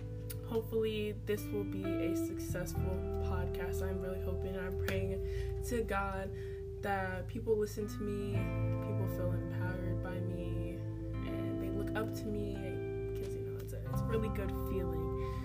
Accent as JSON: {"language": "English", "town": "Riverside", "region": "California", "country": "United States", "tie": "born there", "lives_now": "Chesapeake, United States", "said": "I was born in Riverside, California, which is a really long way away from Virginia. I live in Chesapeake, Virginia."}